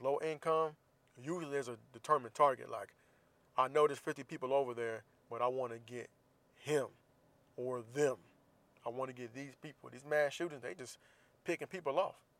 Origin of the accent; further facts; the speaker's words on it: Jacksonville, Florida, United States; Jacksonville, my hometown